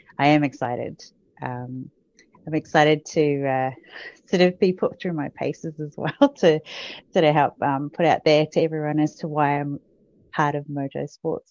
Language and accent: English; Auckland, New Zealand; So I grew up in New Zealand